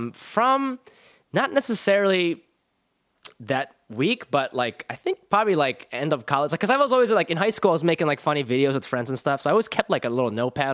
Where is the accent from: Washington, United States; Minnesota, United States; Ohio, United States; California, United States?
Ohio, United States; Columbus; Columbus, Ohio.